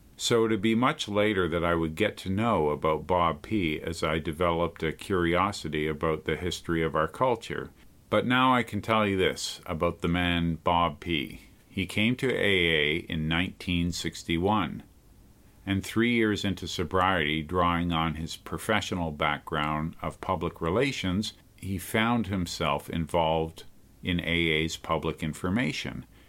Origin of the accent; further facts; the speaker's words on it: Montreal, Quebec, Canada; moved away as an adult; also born or lived in Calgary; now in Toronto, Canada; I left Montreal for Calgary back in nineteen seventy-nine, and now I was living six hours away from my hometown in Toronto, Ontario.